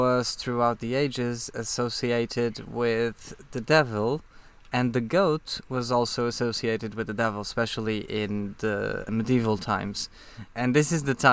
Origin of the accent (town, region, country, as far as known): Portugal; born or raised there